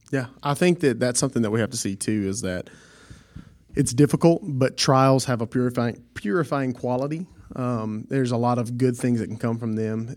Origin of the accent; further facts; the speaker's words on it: Southwest Louisiana, United States; I'm from Southwest Louisiana